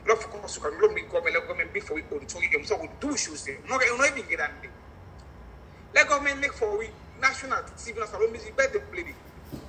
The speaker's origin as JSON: {"language": "English", "country": "Jamaica", "said": "I never with Jamaica in my life because of why I am a Jamaican."}